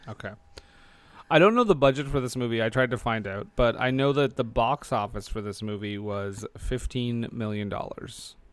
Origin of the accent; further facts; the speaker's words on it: Alberta, Canada; I'm from Alberta